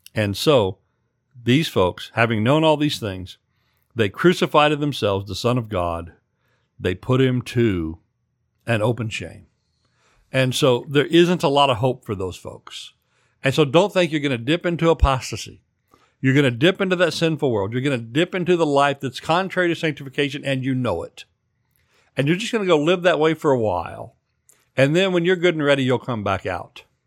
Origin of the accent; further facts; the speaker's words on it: central Oklahoma, United States; in the seventies when I grew up in Oklahoma